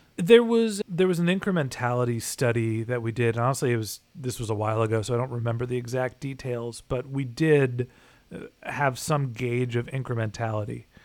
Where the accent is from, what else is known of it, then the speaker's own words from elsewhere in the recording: California, United States; moved away as an adult; also born or lived in Boston / Orange County / Dallas, Texas; I'm a kid from California, then went to school in Boston